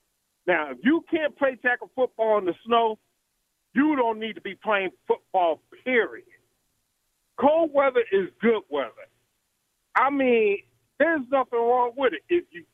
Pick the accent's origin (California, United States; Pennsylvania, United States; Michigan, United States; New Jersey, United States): Pennsylvania, United States; Philadelphia; moved away; also born or lived in Alaska / upstate New York; I grew up in Philadelphia.